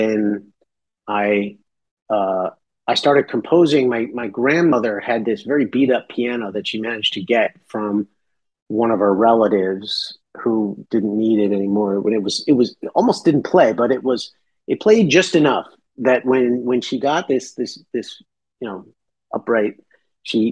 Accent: New York, United States; I'm from New York. I mean, I probably live now, you know, 5 miles from where I was born

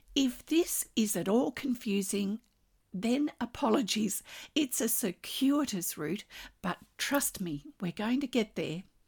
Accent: Australia; I'm an Australian textile artist

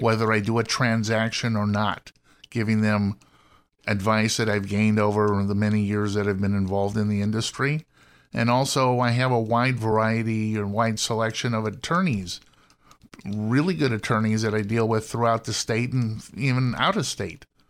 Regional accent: Los Angeles, California, United States; I'm born and raised in Los Angeles, went to U C L

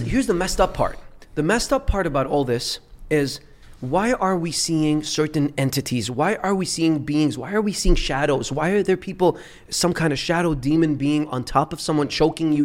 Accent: Dubai, United Arab Emirates; also born or lived in Beirut, Lebanon; I was born in Beirut, Lebanon. Left when I was three years old because of the civil war and and grew up in Dubai

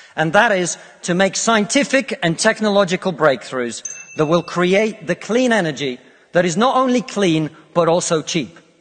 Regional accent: Russia; now in United Kingdom; I come from Russia, which is not a poor country, it's a middle income country.

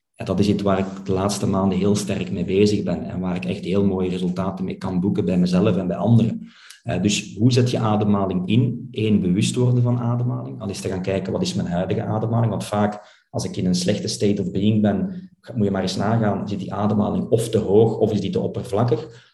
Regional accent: Flanders, Belgium; wij als Vlaming

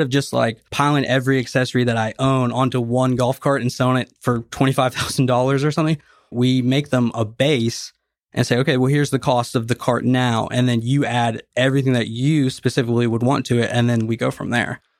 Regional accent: Nashville, Tennessee, United States; moved away as an adult; I'm from Nashville, Tennessee. If you've seen me at the place, I'm always wearing a Tennessee hat. I'm from Tennessee, born and raised

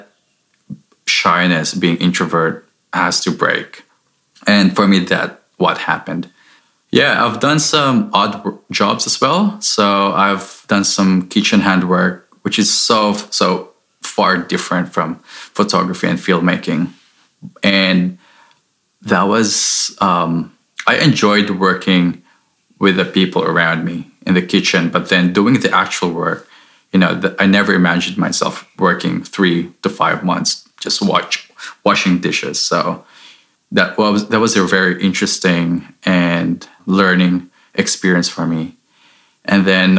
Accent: Philippines; moved away as an adult; now in Sydney, Australia; I'm originally from the Philippines. I was born and raised there.

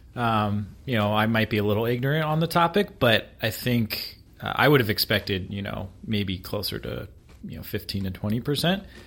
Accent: East Coast, United States; now in Seattle, United States; being from the East Coast

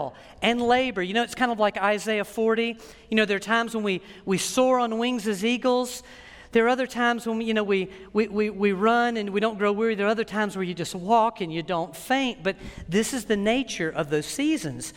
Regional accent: United States; as an American

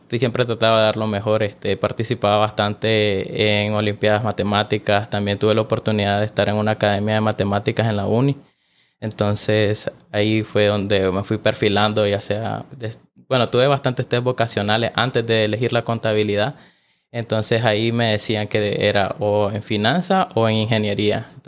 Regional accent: Managua, Nicaragua; Bueno, yo soy de acá de Managua, del barrio San Cristóbal.

